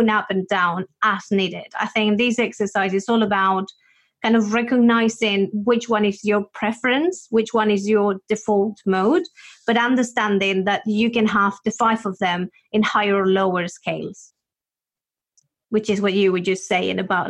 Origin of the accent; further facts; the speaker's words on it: Spain; I come from Spain